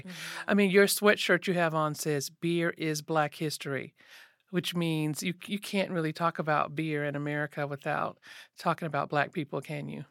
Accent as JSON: {"language": "English", "town": "Asheville", "region": "North Carolina", "country": "United States", "moved": "yes", "lives_now": "Durham, United States", "said": "I stay in Durham, uh, but I'm from Asheville"}